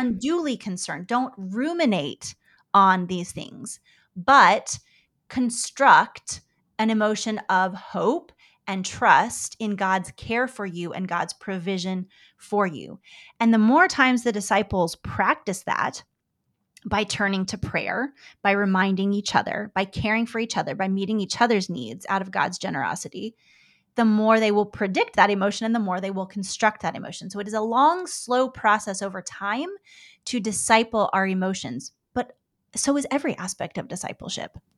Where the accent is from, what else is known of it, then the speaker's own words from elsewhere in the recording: United States; I'm an American woman.